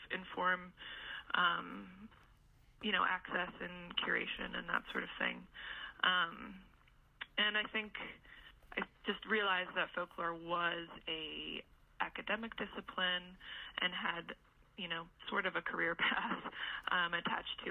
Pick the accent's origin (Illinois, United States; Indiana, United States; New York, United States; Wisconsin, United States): Indiana, United States; moved away as an adult; also born or lived in Michigan / Vermont; now in West Virginia, United States; I grew up in Indiana